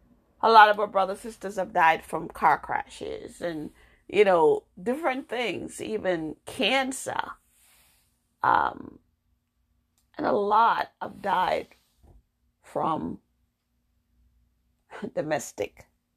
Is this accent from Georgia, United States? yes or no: no; New York, United States; also born or lived in Jamaica; I am African American, born in Jamaica. I came to the United States when I was 12. I grew up in New York, had my children, then I moved to Massachusetts.